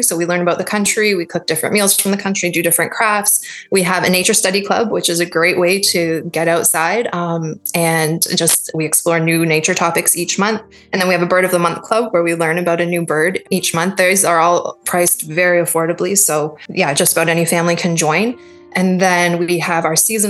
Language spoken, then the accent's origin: English; Toronto, Ontario, Canada; I grew up in Toronto